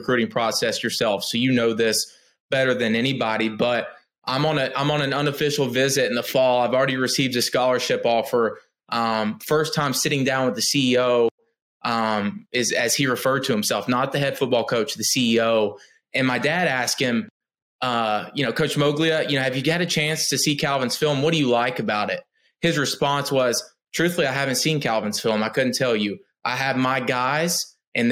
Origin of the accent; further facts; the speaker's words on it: outside Knoxville, East Tennessee, United States; I come from East Tennessee, right outside of Knoxville